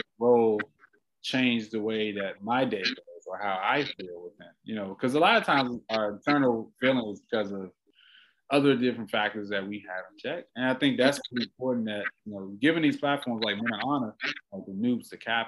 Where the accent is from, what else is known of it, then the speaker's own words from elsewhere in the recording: Washington, District of Columbia, United States; moved away; I'm originally from Washington, D.C.